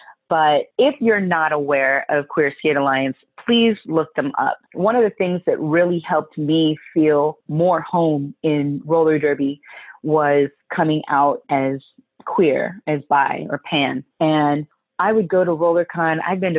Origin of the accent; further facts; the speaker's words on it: Bermuda; I'm Bermudan from Bermuda.